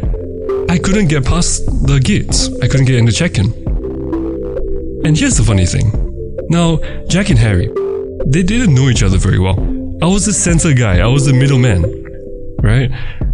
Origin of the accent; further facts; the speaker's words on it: Myanmar; moved away; Myanmar, my hometown